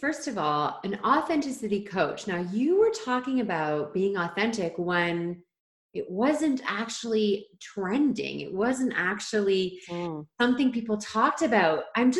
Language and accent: English; Ontario, Canada; now in Vancouver Island, Canada; we are both originally from Ontario, living in BC